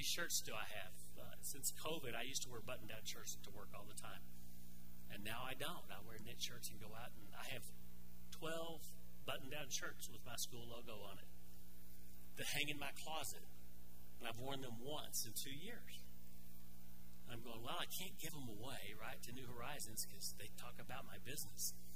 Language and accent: English; Arkansas, United States; moved away; I grew up in Arkansas